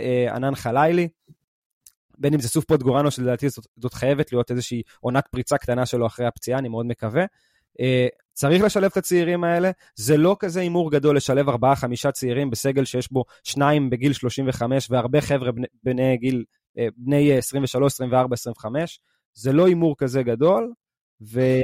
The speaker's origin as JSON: {"language": "Hebrew", "country": "Israel", "said": "אנחנו הישראלים"}